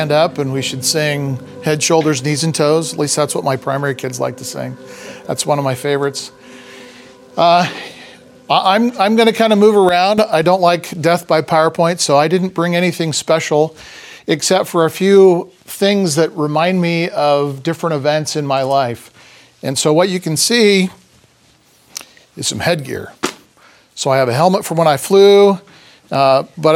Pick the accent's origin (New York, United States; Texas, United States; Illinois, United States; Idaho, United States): Idaho, United States; Idaho Falls; also born or lived in Paris, France; now in Boise, United States; I grew up in Idaho Falls, or Ammon, and we spent a lot of time in Boise.